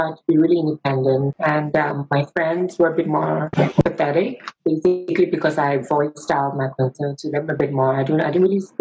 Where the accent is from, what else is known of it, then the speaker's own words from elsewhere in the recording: Singapore; I'm from Singapore